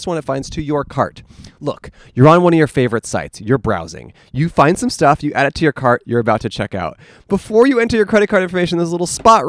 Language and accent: English; Alameda, California, United States; moved away; That's where I'm originally from.